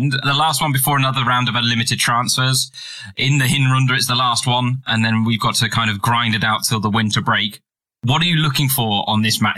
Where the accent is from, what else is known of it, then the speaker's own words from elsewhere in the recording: United Kingdom; I'm British, so I have to say arse as opposed to ass